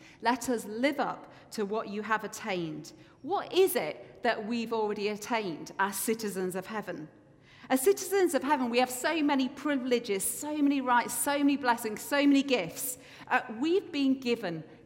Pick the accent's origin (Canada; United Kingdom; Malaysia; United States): United Kingdom; England; moved away as an adult; now in Scotland, United Kingdom; as an English person